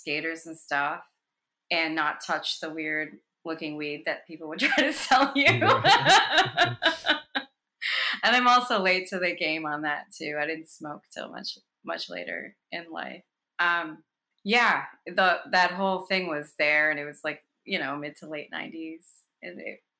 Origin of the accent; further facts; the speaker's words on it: New Jersey, United States; moved away as an adult; now in Queens, New York, United States; Born and raised in Jersey, but New Yorker for over 20 years.